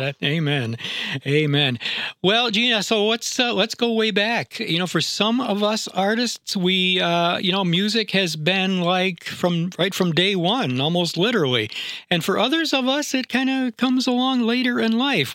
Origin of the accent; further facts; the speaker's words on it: upstate New York, United States; moved away; I'm from upstate New York